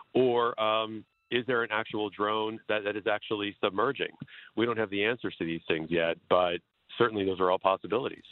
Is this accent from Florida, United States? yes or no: yes; Florida, United States; I'm actually from Florida